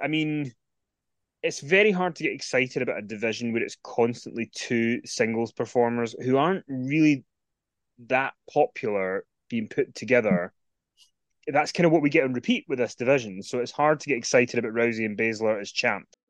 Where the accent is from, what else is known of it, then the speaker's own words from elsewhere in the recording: Scotland, United Kingdom; It's in Scotland.